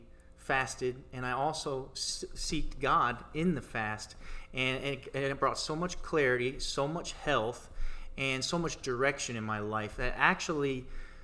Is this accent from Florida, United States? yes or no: yes; Tampa, Florida, United States; moved away; I'm from Tampa, Florida. I'm recently just moved